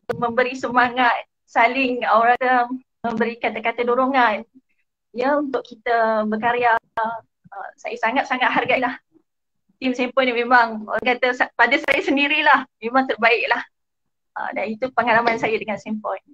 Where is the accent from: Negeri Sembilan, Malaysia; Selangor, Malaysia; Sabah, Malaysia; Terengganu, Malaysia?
Selangor, Malaysia; Gombak; moved away; Saya asal daripada Gombak